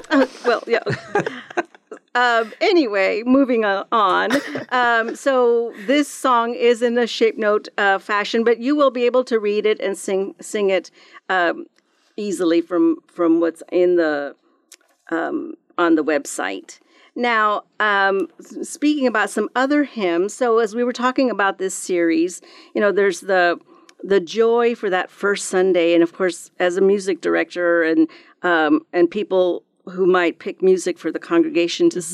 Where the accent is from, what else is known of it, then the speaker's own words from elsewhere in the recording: Texas, United States; growing up in Texas, we did, I went to several revivals that my church would have periodically